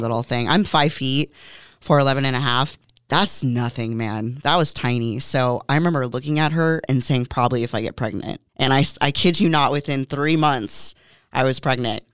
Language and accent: English; Moorpark, California, United States; moved away as an adult; also born or lived in San Fernando Valley, California; now in Oxnard, United States; I actually was born and raised in Moore Park, California, so about twenty minutes away from here